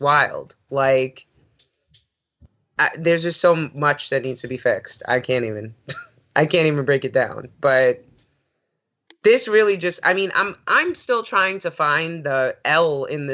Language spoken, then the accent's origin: English; New York, United States; growing up in New York